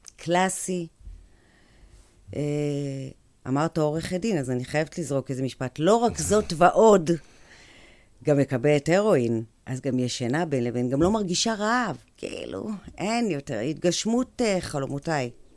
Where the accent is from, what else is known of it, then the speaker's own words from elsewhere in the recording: Kiryat Ono, Central District, Israel; גדלתי בקריית אונו